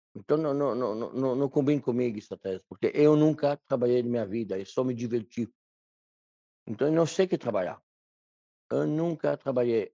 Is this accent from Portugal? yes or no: no; Loire Valley, France; Portuguese is a second language; moved away as an adult; now in Brazil; Eu nasci no interior na França, numa cidade pequena